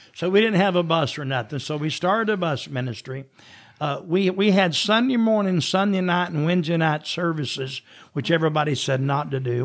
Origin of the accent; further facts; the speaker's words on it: Jesup, Georgia, United States; moved away; also born or lived in Jacksonville, Florida / Athens, Georgia; I was born in Jessup, Georgia